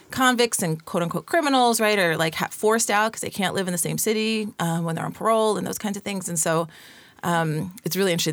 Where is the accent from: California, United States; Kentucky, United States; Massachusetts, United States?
California, United States; San Bernardino; I was born and raised in San Bernardino, California.